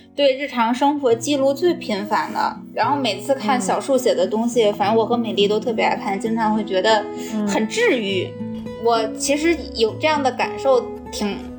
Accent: Tianjin, China; moved away as an adult; now in Beijing, China; 我是天津人，呃，算是，就是家乡算是在天津的那个郊区，所以刚来北嗯。京的时候其实是有一种，就是小镇姑娘来到大城市的那种感觉

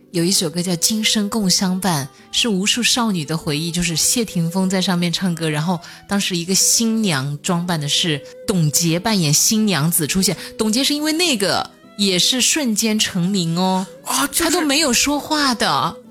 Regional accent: Hunan, China; 我是湖南人， 然后我们那边其实对饺子没有概念

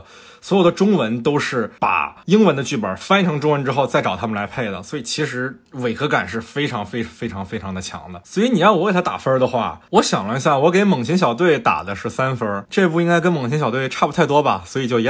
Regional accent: Fujian, China; 我是福建人嘛

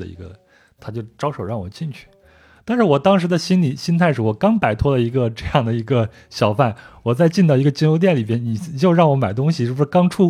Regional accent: China; 然后就问我你到底是哪儿的人？我就跟他说啊，那我我我我是中国人。

